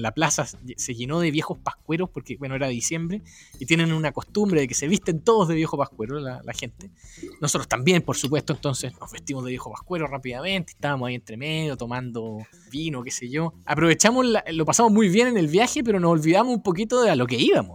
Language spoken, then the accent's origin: Spanish; Chile; siendo chileno, queriendo vivir en Chile